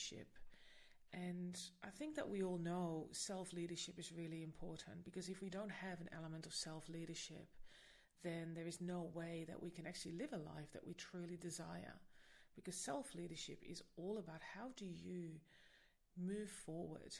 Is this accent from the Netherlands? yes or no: yes; Netherlands; now in Sydney, Australia; I am originally from the Netherlands